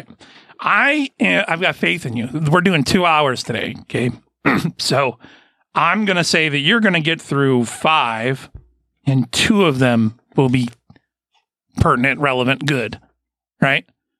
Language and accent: English; Fairport, New York, United States; also born or lived in Rochester; But I was born in Fairport. Well, I was born in Rochester, yeah